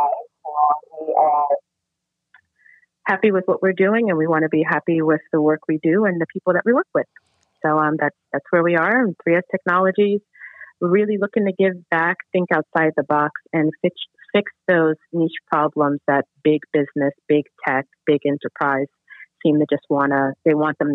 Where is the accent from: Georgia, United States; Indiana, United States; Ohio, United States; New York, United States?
New York, United States; New York City; moved away; I am originally from Brooklyn, New York, Brownsville, Howard Houses, CS-298